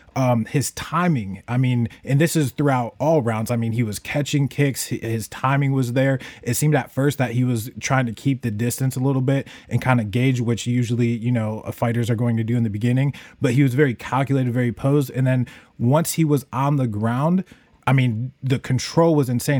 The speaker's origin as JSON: {"language": "English", "town": "Buffalo", "region": "New York", "country": "United States", "tie": "born or raised there", "moved": "yes", "lives_now": "Chicago, United States", "said": "I'm here in Chicago. I was born in Buffalo"}